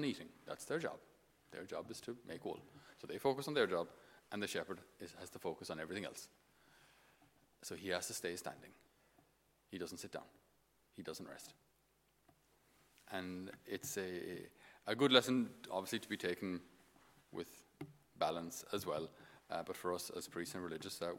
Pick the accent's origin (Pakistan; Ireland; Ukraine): Ireland; Tipperary, Munster; accent: Irish; I'm from Tipperary, we don't have too many sheep around Tip